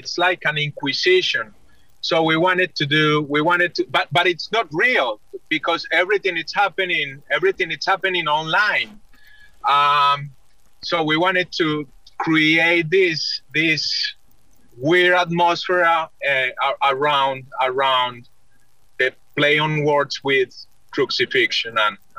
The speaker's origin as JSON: {"language": "English", "town": "Medellin", "region": "Antioquia", "country": "Colombia", "moved": "yes", "said": "I'm originally from Medellin, Colombia"}